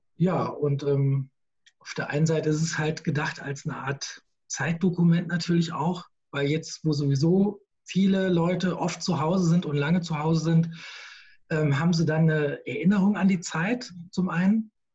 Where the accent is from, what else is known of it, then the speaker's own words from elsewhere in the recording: Gießen, Hesse, Germany; now in Queckborn, Germany; aus Gießen ursprünglich, bin waschechter Schlammbeiser, in Gießen geboren, ähm, schönes kleines Städtchen in Mittelhessen